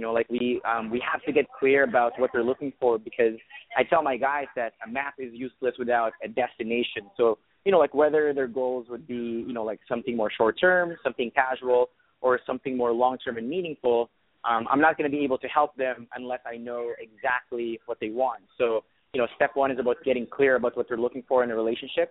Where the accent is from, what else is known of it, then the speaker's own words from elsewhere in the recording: Saudi Arabia; English is a second language; moved away as an adult; also born or lived in Philippines; now in Canada; I was born in the Philippines, but I grew up in Saudi Arabia. So I was raised in the Middle East